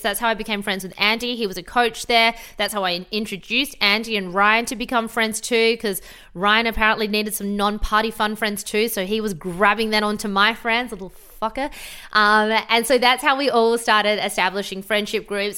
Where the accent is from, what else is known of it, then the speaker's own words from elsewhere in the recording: Adelaide, South Australia, Australia; moved away as an adult; also born or lived in Sydney; now in Gold Coast, Australia; I'm from Adelaide originally, moved to Sydney